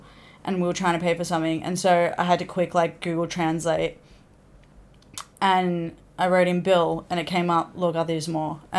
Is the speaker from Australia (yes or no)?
yes; Australia; first language English; Australian, like, Greek.